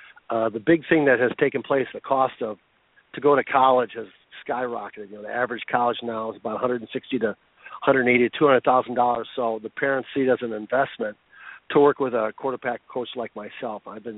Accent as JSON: {"language": "English", "town": "Boston", "region": "Massachusetts", "country": "United States", "said": "I'm from the Boston area."}